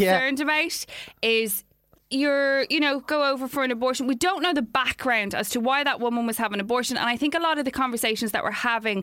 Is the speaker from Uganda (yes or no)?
no; Ireland; as an Irish, you know, nation, as a community